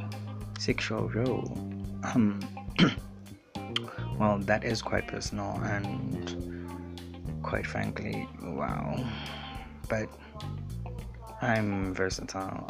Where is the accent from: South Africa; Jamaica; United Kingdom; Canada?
South Africa; I am a choppy, which is a culture from Mozambique, but I was born here in South Africa